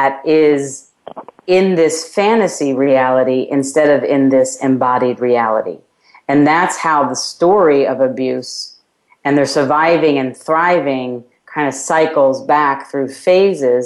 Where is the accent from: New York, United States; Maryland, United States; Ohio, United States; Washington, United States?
New York, United States; my hometown of New York